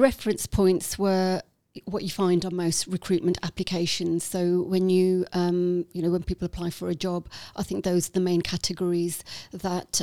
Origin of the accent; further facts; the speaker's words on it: Walsall, West Midlands, United Kingdom; accent: Midlands lilt; on the outskirts of Birmingham. So I was born in Walsall